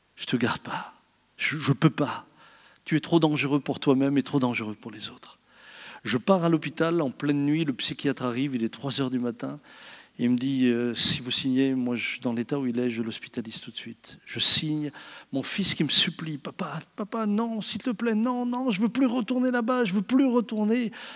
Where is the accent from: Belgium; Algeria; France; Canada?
France; je suis français comme vous